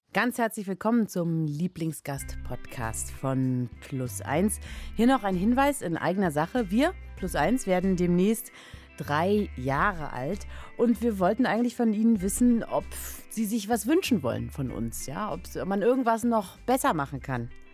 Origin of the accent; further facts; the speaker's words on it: Germany; ich wurde in der DDR geboren